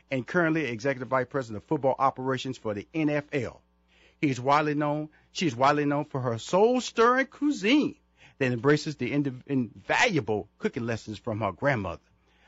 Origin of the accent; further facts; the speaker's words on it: Houston, Texas, United States; I was being honored at the in Houston, Texas. That's my hometown.